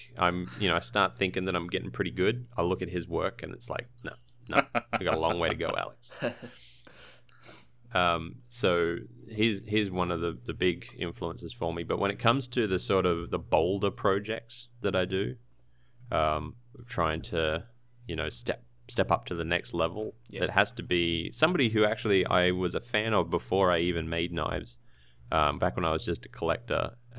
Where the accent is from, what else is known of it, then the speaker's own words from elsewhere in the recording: Brisbane, Queensland, Australia; now in Tasmania, Australia; I haven't had a chance to actually use it. I was from a town called Brisbane.